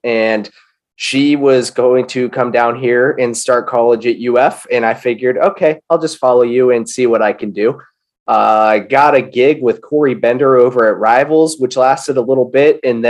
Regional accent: Pittsburgh, Pennsylvania, United States; moved away; also born or lived in Jacksonville, Florida; I was born in Pittsburgh

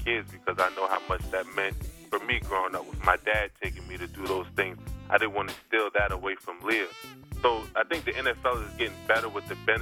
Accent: Delaware, United States; accent: Delaware; my Delaware accent.

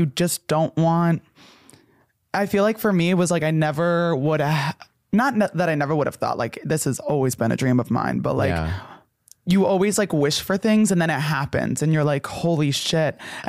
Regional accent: New Jersey, United States; I grew up in New Jersey.

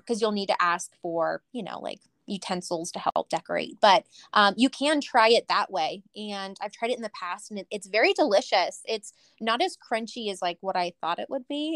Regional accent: Southern California, United States; moved away as an adult; now in Idaho, United States; I'm originally from Southern California

